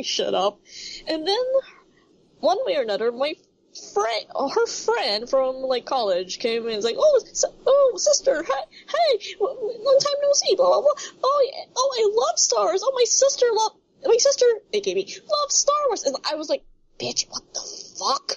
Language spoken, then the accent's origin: English; Manila, Metro Manila, Philippines; super north of the Manila, my hometown, my home place.